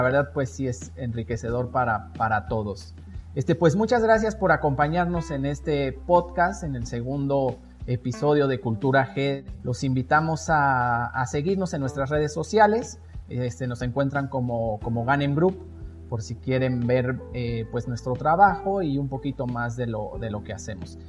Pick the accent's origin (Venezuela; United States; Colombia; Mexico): Mexico; como mexicanos nos van a seguir